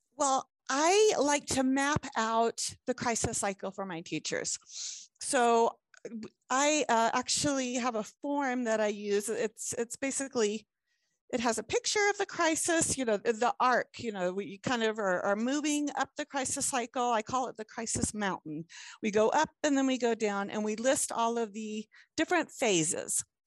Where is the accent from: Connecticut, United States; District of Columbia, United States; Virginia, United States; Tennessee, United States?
Virginia, United States; Hampton Roads, southeastern; now in Utah, United States; originally, I I grew up in southeastern Virginia um, like in the Hampton Roads area